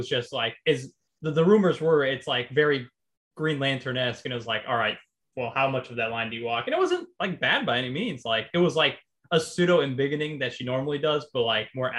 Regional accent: New York, United States; I grew up in New York

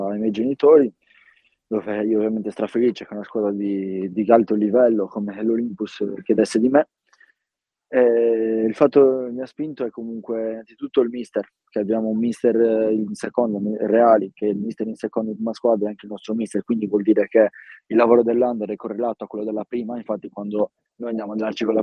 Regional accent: Villasor, Sardinia, Italy; Quindi da subito ho iniziato fin da 4 anni e mezzo a giocare a calcio 11 nel mio paese, Villasor.

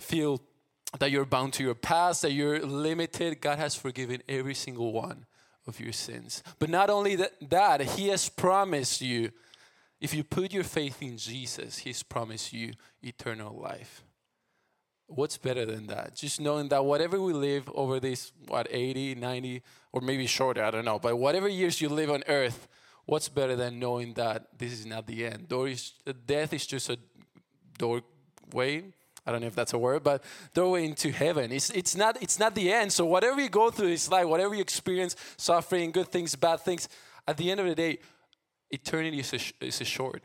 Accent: Argentina; English is a second language; moved away as an adult; now in United States; I'm from Argentina. I grew up there, moved 3 years ago to the States

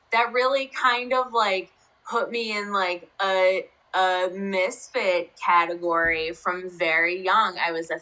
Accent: Rutherford, New Jersey, United States; I grew up in Rutherford, New Jersey, which is like less than 10 miles away from New York City

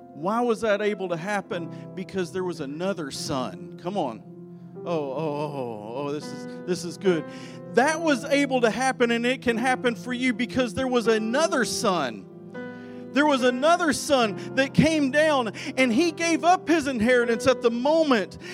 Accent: Arkansas, United States; I grew up in Arkansas

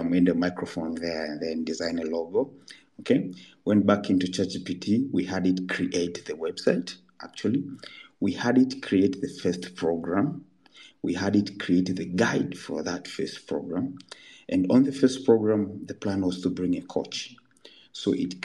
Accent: Kilimanjaro, Tanzania; where I was born in Kilimanjaro, and we still did not have electricity

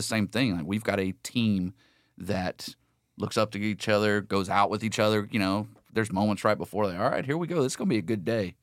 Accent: Lake Sam Rayburn, Southeast Texas, United States; I grew up in South Lake, uh, Southeast Texas, uh, Lake Sam Rayburn

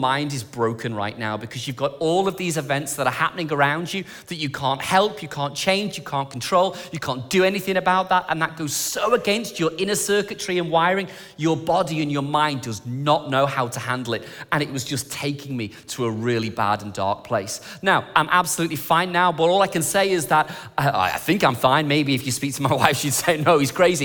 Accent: England, United Kingdom; moved away; I'm English

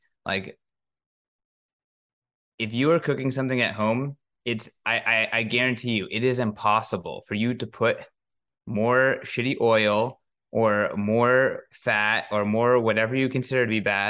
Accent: California, United States; now in Nashville, United States; I moved to Nashville from California. So I've been trying to make a lot of Mexican food nice. Just because it's not the same as home.

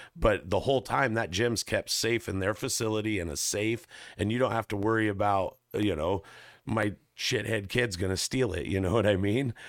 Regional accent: Northern California, United States; moved away; also born or lived in Alaska; I grew up in Northern California

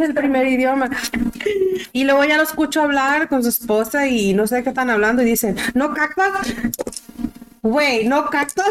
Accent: Michoacán, Mexico; now in United States; Soy michoacana, al topi que te pregunta la gente, ¿de dónde eres? De Michoacán.

